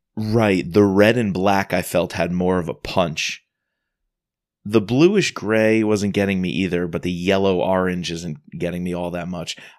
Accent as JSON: {"language": "English", "country": "United States", "said": "as an American"}